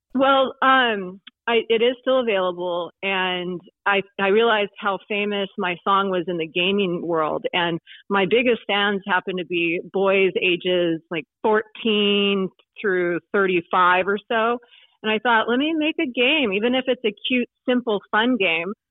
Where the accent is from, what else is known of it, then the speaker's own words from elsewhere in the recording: Oregon, United States; moved away; also born or lived in California / Greenwood, Indiana; even though I'm from Oregon originally